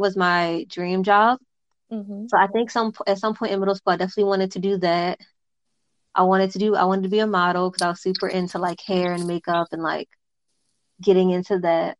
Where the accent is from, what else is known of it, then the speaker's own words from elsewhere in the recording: Baltimore, Maryland, United States; I was born in Baltimore, Maryland.